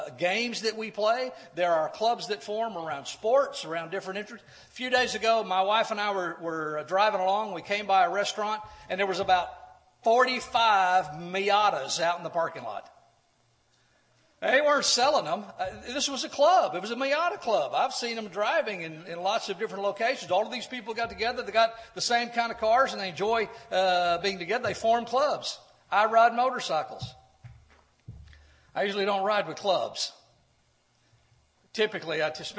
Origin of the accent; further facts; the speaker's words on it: Corpus Christi, Texas, United States; When I was growing up in Corpus Christi, Texas